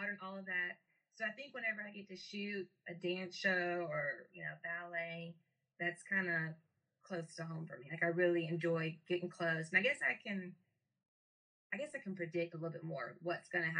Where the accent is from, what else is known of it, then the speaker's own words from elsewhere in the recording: Statesboro, Georgia, United States; I'm from Statesboro originally